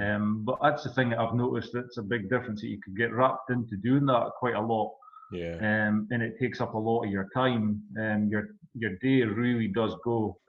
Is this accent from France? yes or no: no; Peterhead, Scotland, United Kingdom; It was good growing up in Peterhead. Also, I mean, because it's a windy place